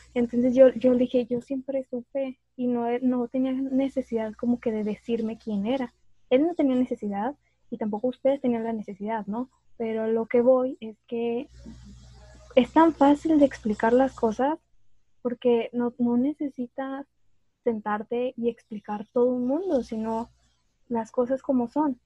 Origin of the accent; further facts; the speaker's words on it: Monterrey, Nuevo León, Mexico; una regia